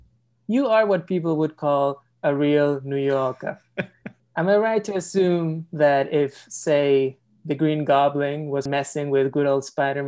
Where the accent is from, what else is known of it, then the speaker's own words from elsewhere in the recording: Lima, Peru; moved away as an adult; now in New York, United States; I grew up as a Peruvian person in real life and as an American through identifying with all the characters I was watching on TV.